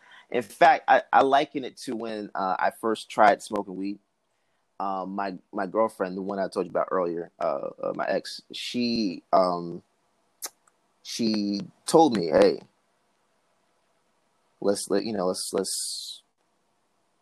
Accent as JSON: {"language": "English", "region": "Georgia", "country": "United States", "tie": "born or raised there", "also_born_or_lived": "Newark, New Jersey", "said": "I was born in Newark, New Jersey. I stayed up there till I was 2. Moved down here. All I pretty much know is Georgia"}